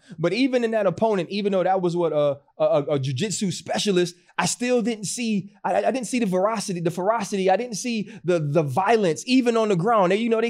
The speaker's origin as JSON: {"language": "English", "region": "Louisiana", "country": "United States", "tie": "born or raised there", "said": "And when we were growing up in Louisiana, you weren't hooping."}